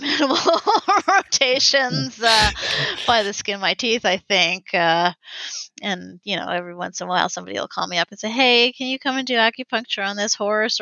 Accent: London, Ontario, Canada; moved away as an adult; now in Toronto, Canada; I was born in London, Ontario

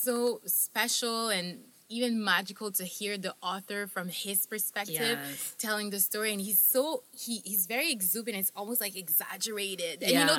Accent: Montreal, Quebec, Canada; I was born in Montreal

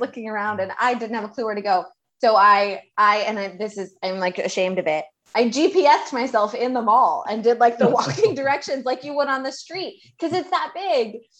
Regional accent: Houston, Texas, United States; Amanda and I grew up in Houston

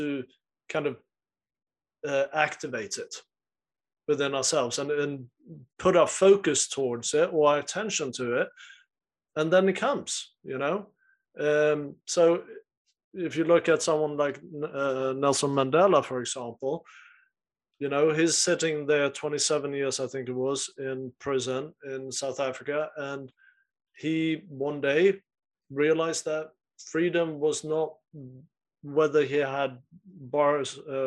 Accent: Sweden; I'm from Sweden

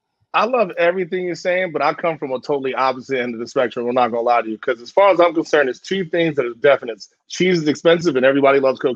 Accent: Philadelphia, Pennsylvania, United States; moved away; I'm from Philly.

